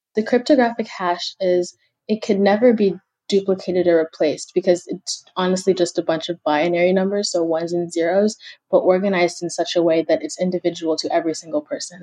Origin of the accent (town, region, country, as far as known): Kenya; now in United States